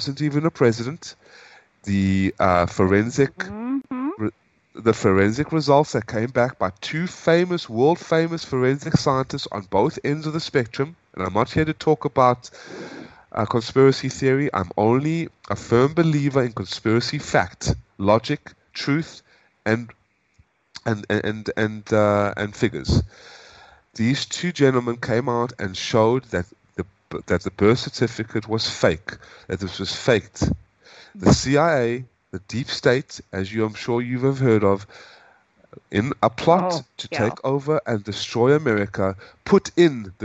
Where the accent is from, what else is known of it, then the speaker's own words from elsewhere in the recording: South Africa; moved away as an adult; also born or lived in United States; now in Hanoi, Vietnam; I'm originally from South Africa, and I lived under apartheid